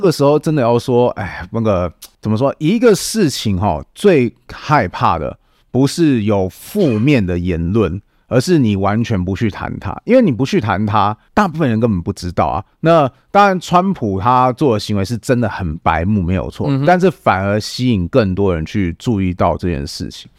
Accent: Taiwan; 这对我们台湾人来讲

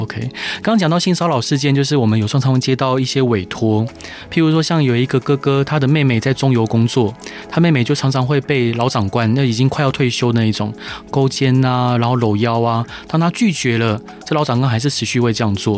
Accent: Taiwan; 我们台湾人非常的健忘

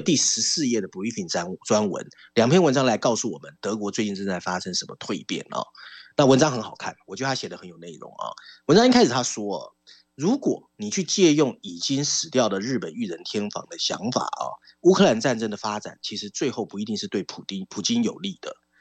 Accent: Taiwan; 我们在这边长大

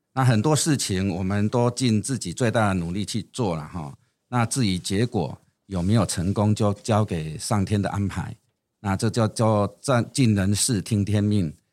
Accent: Yunlin County, Taiwan; 我出生在云林的一个很乡下的地方

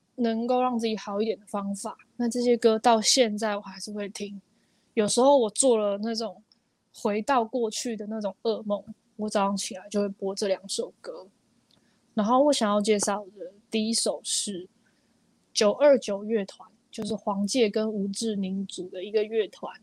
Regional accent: Taiwan; 我又是来自五股的这种小地方城市

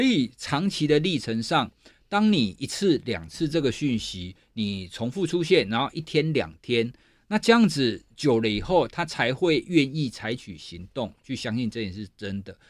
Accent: southern Taiwan, Taiwan; 我是学心理学的人，我是南部人

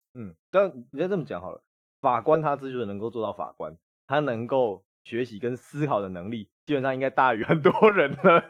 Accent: Taipei, Taiwan; 我也不是台北啊。我户籍也不在台北啊

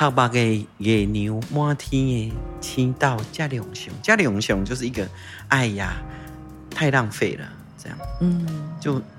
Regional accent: Tainan, Taiwan; first language Taiwanese Hokkien; Chinese is a second language; 对，我在台南生的。

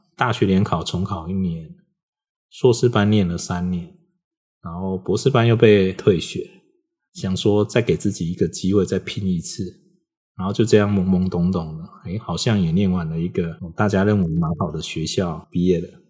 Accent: Taiwan; 我是台湾人，我以前在大陆跑过马拉松

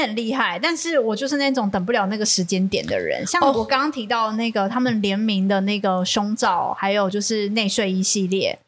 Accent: Taiwan; 我们台湾

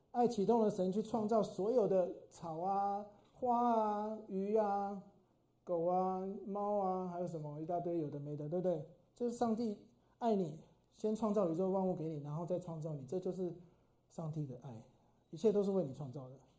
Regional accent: Brazil; 我小时候在天主教， 天主教的国家， 这是百分之八十， 巴西是， 就是天主教最多的人的地方

